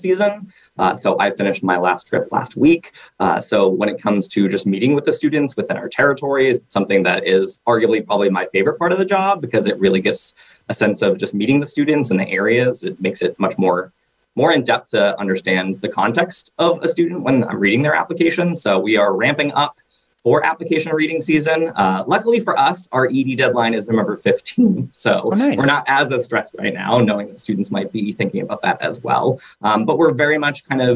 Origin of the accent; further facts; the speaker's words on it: Boston, Massachusetts, United States; moved away as an adult; also born or lived in New England; now in Los Angeles, United States; I'm originally from the Boston area